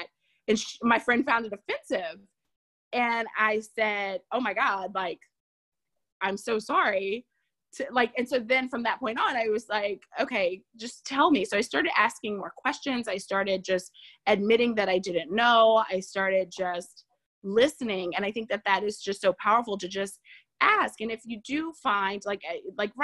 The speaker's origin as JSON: {"language": "English", "region": "Southern Louisiana", "country": "United States", "tie": "born or raised there", "also_born_or_lived": "New Jersey", "said": "I grew up in Southern Louisiana"}